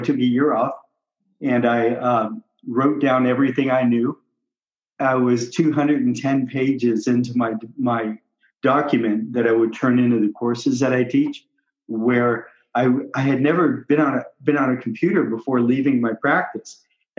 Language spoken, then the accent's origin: English; Southern California, United States; moved away as an adult; also born or lived in Maui, Hawaii; now in Discovery Bay, United States; I was in Southern California